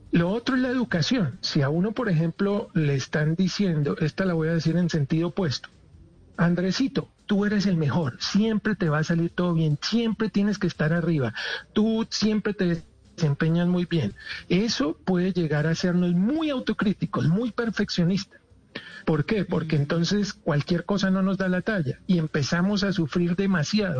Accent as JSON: {"language": "Spanish", "country": "Colombia", "said": "cómo nos maltratan a todos los colombianos"}